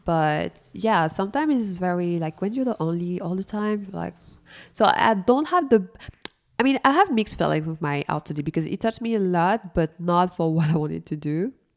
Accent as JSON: {"language": "English", "town": "Paris", "region": "Île-de-France", "country": "France", "said": "I'm coming from Paris. I mean, the Paris area"}